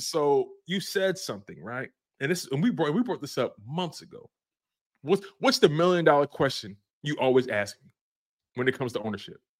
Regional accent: Philadelphia, Pennsylvania, United States; I'm born and raised in Philly, North Philadelphia, baby, twenty-third and Dolphin

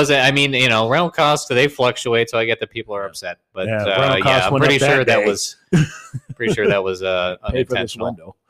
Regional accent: Vermont, United States; I'm from Vermont.

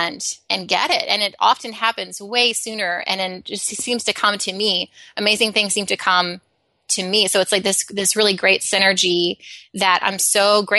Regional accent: Alabama, United States; So I grew up in Alabama

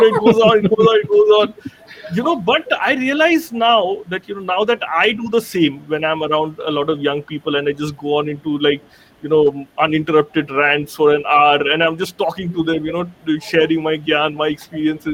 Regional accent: Kolkata, West Bengal, India; born or raised there; moved away as an adult; also born or lived in Mumbai

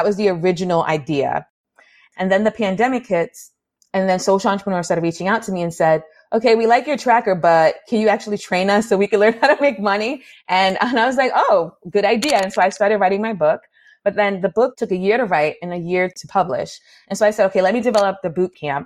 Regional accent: New York City, New York, United States; growing up in the Bronx, New York

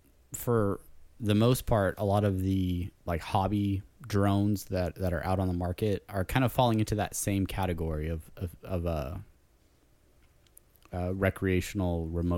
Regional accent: Buenos Aires, Argentina; I'm from Buenos Aires. I say kill them all.

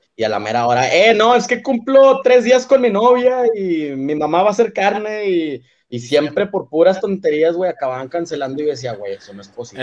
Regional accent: Monterrey, Nuevo León, Mexico; en Monterrey decimos sacas

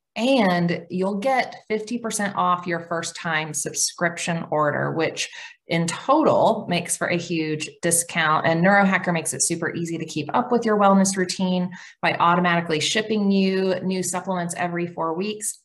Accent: Oklahoma, United States; I'm Cherokee from Oklahoma

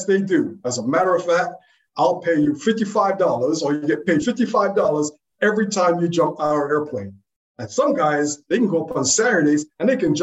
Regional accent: New York City, New York, United States; moved away as an adult; I grew up in New York City, pretty much in the South Bronx

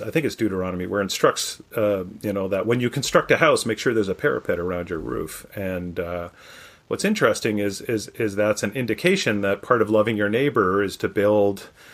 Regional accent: Canada; moved away as an adult; now in United States; my home country of Canada

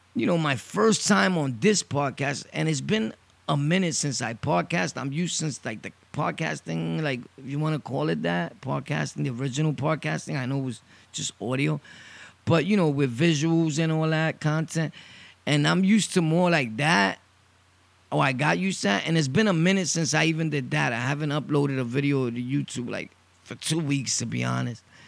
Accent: New York City, New York, United States; I'm originally from Brooklyn, born and raised Sunset Park.

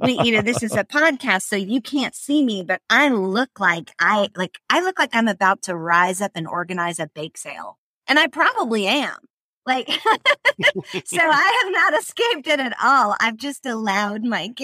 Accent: the South, United States; I'm Southern

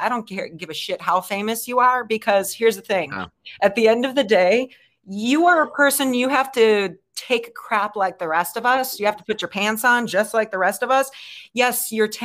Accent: Chicago, Illinois, United States; moved away; I'm from Chicago

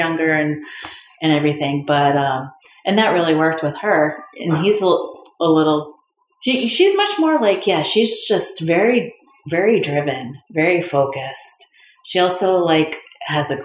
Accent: Vermont, United States; moved away as an adult; now in Queens, United States; I grew up in Vermont in the same school from pre-K to 12th grade

